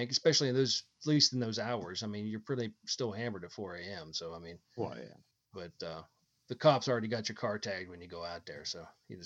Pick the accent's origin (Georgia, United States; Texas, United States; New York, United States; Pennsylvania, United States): Pennsylvania, United States; when I grew up in Pennsylvania